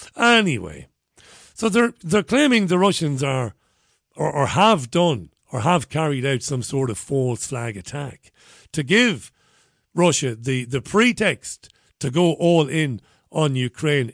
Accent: Waterford, Munster, Ireland; moved away; growing up in Waterford, six, seven miles away from Tramore

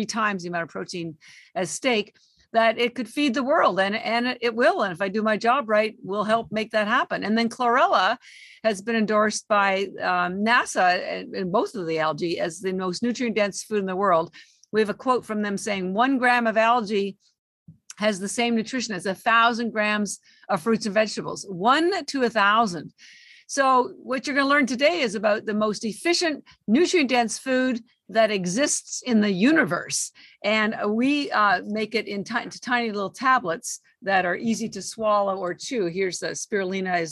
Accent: Canada; moved away as an adult; now in Boston, United States; I live in Boston. I've been here 33 years, but I'm Canadian

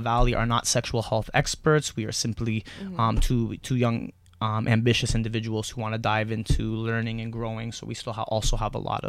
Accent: Eagle Village First Nation, Quebec, Canada; I'm from Eagle Village First Nations.

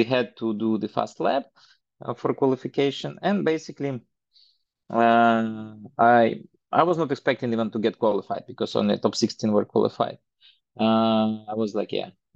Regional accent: Belarus; moved away as an adult; now in Estonia; I grew up in Belarus, because I'm an ex-Soviet Union person, so born in one country, then Belarus was for a long while the country where I lived, and for the last 10 years I live in Estonia

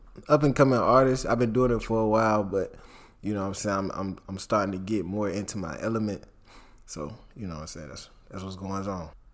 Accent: Jacksonville, Florida, United States; also born or lived in Fernandina Beach, Florida; my mom moved to Jacksonville when I was at a, at a young age

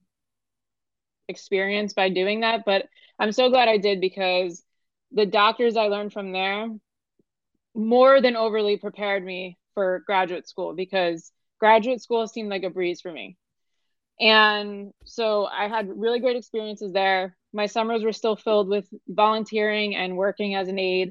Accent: New York, United States; moved away as an adult; now in Fort Lauderdale, United States; I'm originally from New York. I came down here 6 years ago.

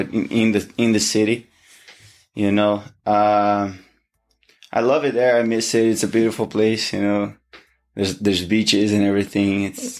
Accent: Niterói, Rio de Janeiro, Brazil; moved away as an adult; He has a gym in my hometown. Oh, okay. Right, in Niterói. So that's where I started. And so it's been what, like now I'm 28

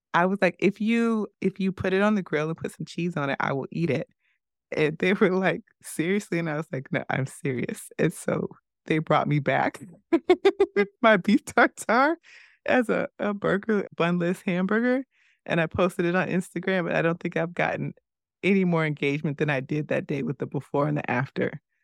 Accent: United States; As an American

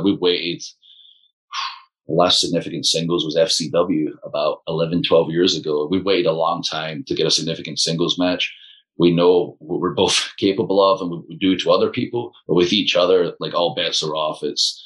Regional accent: Scotland, United Kingdom; I'm like British, I'm Scottish.

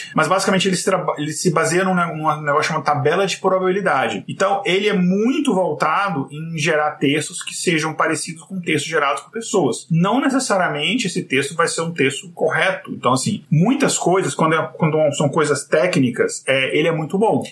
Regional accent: Brasília, Federal District, Brazil; eu cresci em Brasília

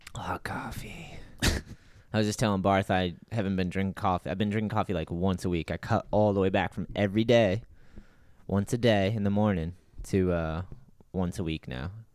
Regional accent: New Bedford, Massachusetts, United States; I grew up with Jeff in New Bedford

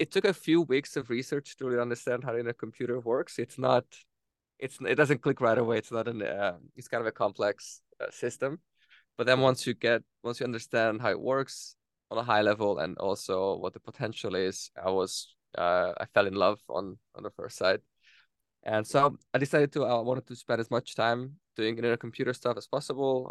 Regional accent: Hungary; moved away as an adult; also born or lived in Denmark; born in, in Hungary, and I, I went to Denmark first to, to study my or to study

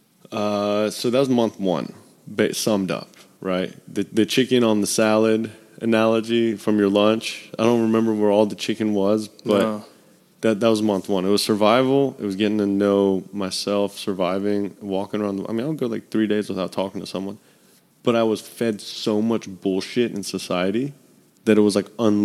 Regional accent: Memphis, Tennessee, United States; I'm from Memphis

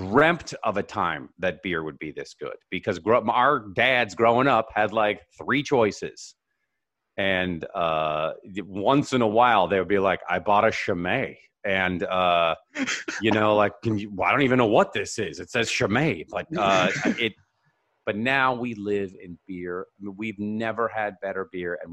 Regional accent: Seattle, Washington, United States; Red Hook up in Seattle, my hometown

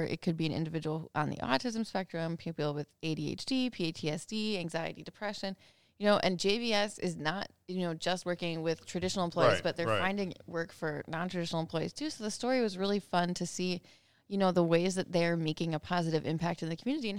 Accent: Minnesota, United States; I grew up in the Canadian border of Minnesota.

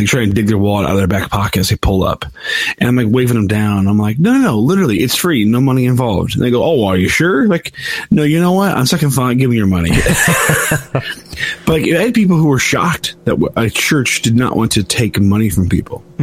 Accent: United States; as an American, a citizen of the new empire

